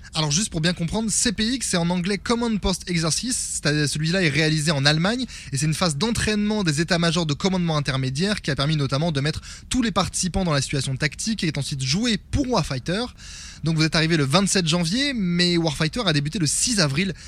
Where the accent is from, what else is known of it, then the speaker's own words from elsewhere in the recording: France; on est français